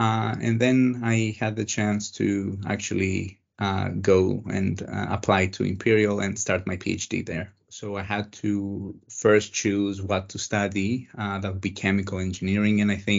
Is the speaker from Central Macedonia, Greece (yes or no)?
yes; Thessaloniki, Central Macedonia, Greece; I grew up in Thessaloniki, Greece. Thessaloniki is the second largest city in Greece. It's in the northern part of Greece.